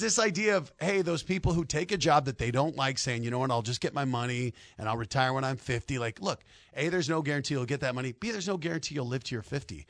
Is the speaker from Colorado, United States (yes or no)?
yes; Denver, Colorado, United States; I'm from Denver